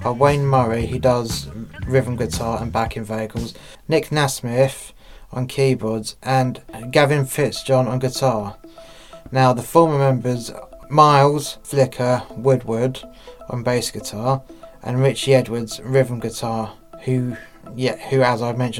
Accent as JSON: {"language": "English", "region": "England", "country": "United Kingdom", "moved": "yes", "lives_now": "Wales, United Kingdom", "said": "I'm English and I live in Wales"}